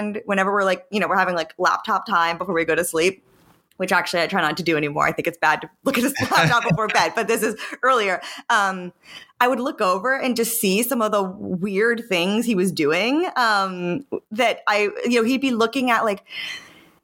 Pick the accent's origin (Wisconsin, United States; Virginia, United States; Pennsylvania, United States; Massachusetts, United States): Pennsylvania, United States; my like high school in Pennsylvania